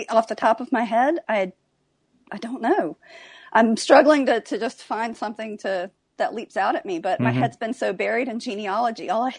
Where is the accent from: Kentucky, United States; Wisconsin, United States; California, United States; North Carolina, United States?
North Carolina, United States; also born or lived in New York / Utah; I grew up a little bit of everywhere. I was born in South Carolina, lived in New York for a very short period of time, and then my family moved to North Carolina.